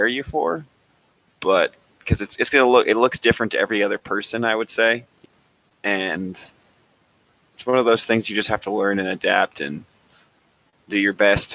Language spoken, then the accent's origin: English; South Dakota, United States; I'm from South Dakota, born and raised